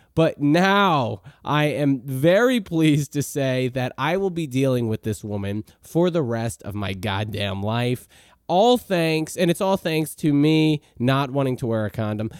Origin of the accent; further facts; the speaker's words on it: New Orleans, Louisiana, United States; moved away; I'm from New Orleans originally. I lived in Lakeview for a very long time.